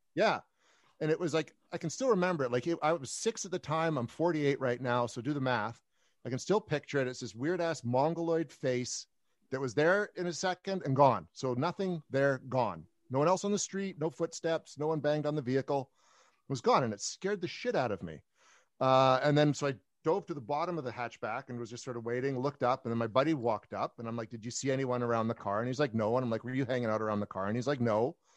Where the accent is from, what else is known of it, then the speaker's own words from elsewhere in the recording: Canada; I'm a Canadian, like you said, paranormal investigator